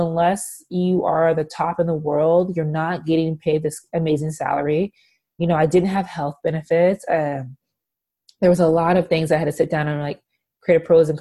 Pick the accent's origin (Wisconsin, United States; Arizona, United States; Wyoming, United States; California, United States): California, United States; moved away as an adult; also born or lived in Seattle; I'm from California and I moved to Seattle.